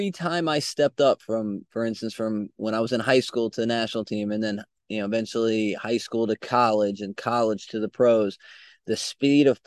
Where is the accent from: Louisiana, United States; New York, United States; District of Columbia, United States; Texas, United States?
New York, United States; Albany; also born or lived in Queens, United States / Virginia, United States / Pennsylvania, United States; So, uh, I was born in Queens, New York, and then we kind of moved all over the East Coast. My early years went down to Virginia, Pennsylvania, back up to New York uh, and and kind of landed in Albany, New York